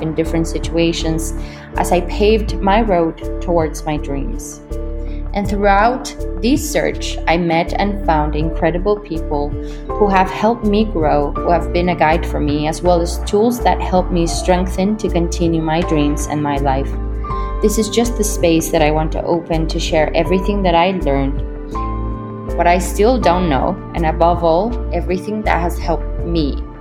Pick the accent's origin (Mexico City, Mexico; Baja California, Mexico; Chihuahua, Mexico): Mexico City, Mexico; moved away as an adult; also born or lived in New York; I was born and raised in Mexico City